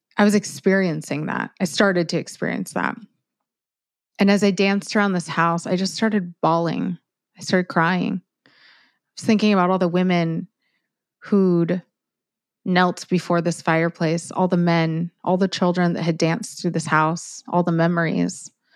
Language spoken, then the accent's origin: English; Miami, Florida, United States; I'm from Miami